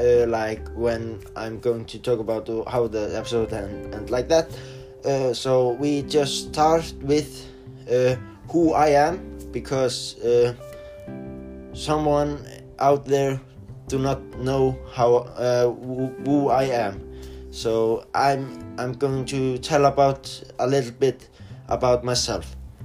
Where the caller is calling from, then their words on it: Norway; I'm studying in Flensburg. I'm online from Norway, so the teacher is always like going and send me like emails and things like